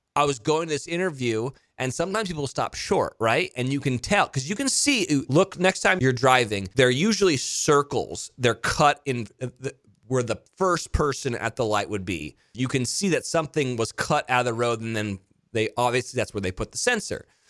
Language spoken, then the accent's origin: English; Monterey, California, United States; my hometown of Monterey or Carmel, Pebble Beach